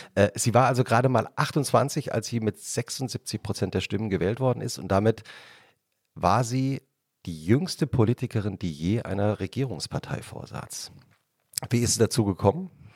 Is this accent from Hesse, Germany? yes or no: yes; Hesse, Germany; ich bin in Hessen äh, zur Schule